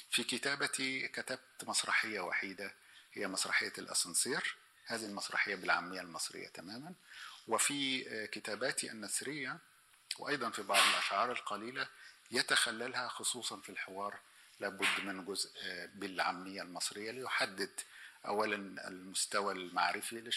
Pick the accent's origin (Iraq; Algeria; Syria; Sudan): Sudan; also born or lived in Egypt / Austria; فأقول أنا سوداني مصري نمساوي